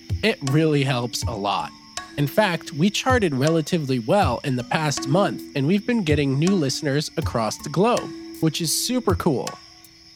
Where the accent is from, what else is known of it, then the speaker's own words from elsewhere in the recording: United States; I was also taught as an American